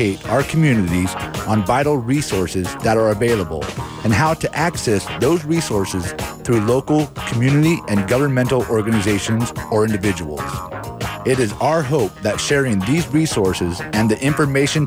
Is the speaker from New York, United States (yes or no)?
no; Antioch, California, United States; Antioch, my hometown. And, you know, Antioch is a beautiful, beautiful place to live. I've lived here my entire life